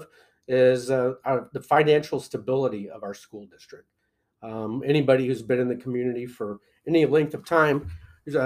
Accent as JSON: {"language": "English", "town": "Belleville", "region": "Illinois", "country": "United States", "tie": "born or raised there", "moved": "as an adult", "lives_now": "Galesburg, United States", "said": "I grew up in Belleville, down by the St. Louis area"}